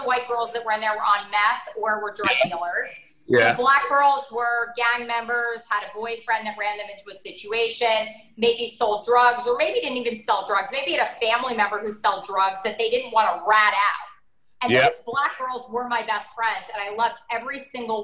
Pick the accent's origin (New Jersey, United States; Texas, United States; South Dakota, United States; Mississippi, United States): New Jersey, United States; Teaneck; moved away; also born or lived in Florida; I grew up in New Jersey. I grew up in Teaneck.